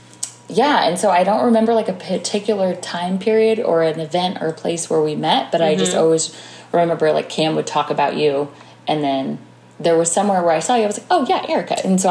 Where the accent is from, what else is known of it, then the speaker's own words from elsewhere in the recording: Jefferson City, Missouri, United States; I was born in Jeff City, Missouri.